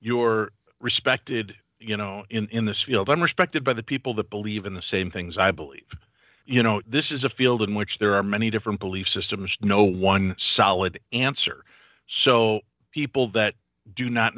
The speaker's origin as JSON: {"language": "English", "region": "Illinois", "country": "United States", "said": "I'm from Illinois originally"}